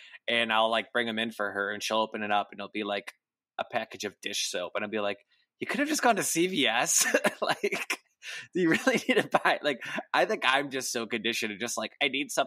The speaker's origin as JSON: {"language": "English", "region": "Midwest", "country": "United States", "accent": "Midwestern", "said": "my Midwestern accent"}